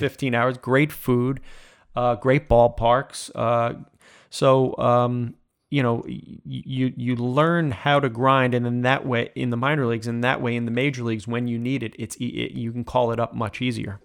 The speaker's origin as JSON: {"language": "English", "town": "Smithtown", "region": "New York", "country": "United States", "tie": "born or raised there", "said": "I grew up in Smithtown"}